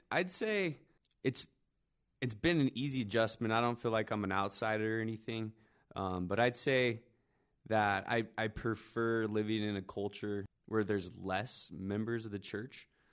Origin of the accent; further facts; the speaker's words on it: Albuquerque, New Mexico, United States; now in Utah, United States; growing up in Albuquerque, like I said, being one of the four Mormons in my high school